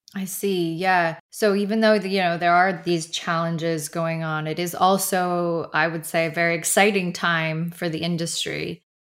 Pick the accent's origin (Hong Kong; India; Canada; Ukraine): Canada; moved away as an adult; now in London, United Kingdom; I'm based in London, and but I'm from Canada originally, and I haven't been back in two years now